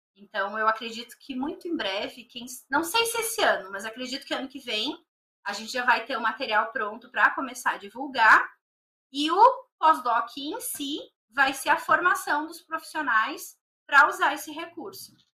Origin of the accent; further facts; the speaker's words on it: Novo Hamburgo, Rio Grande do Sul, Brazil; moved away as an adult; also born or lived in Canoas, Rio Grande do Sul; now in São Paulo, Brazil; eu nasci na cidade de Canoas, no Rio Grande do Sul. Mas eu só nasci lá, então eu nunca morei, né? A minha cidade que realmente eu vivi até vir aqui pra São Paulo foi Novo Hamburgo